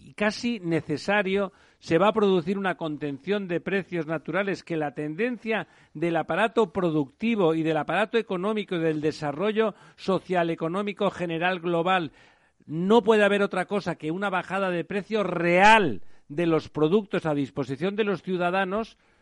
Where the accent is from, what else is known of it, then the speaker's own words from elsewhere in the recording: Catalonia, Spain; now in Madrid, Spain; yo soy catalán